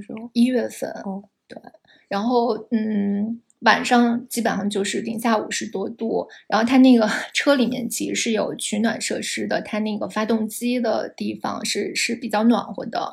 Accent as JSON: {"language": "Chinese", "country": "China", "said": "我们就是，中国人"}